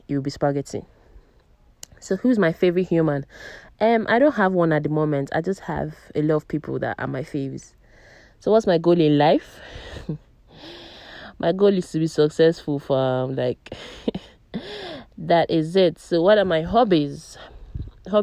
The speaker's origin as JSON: {"language": "English", "town": "Abuja", "region": "Federal Capital Territory", "country": "Nigeria", "tie": "born or raised there", "also_born_or_lived": "Umuahia, Abia State", "said": "I am Nigerian. I am 28 years old. My place of birth, that is Abuja. I was born in Abuja"}